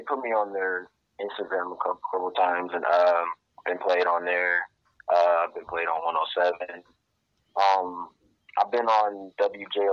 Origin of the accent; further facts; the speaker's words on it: Ypsilanti, Michigan, United States; I'm from Ypsilanti, Michigan. Born and raised. I'm still here now